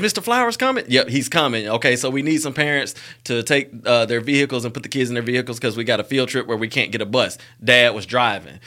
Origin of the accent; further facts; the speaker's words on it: Montgomery, Alabama, United States; I'm from Montgomery, Alabama, born and raised